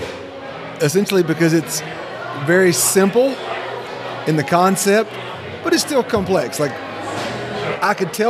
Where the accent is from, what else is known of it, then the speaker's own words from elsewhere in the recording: the South, Southern United States, United States; As a Southerner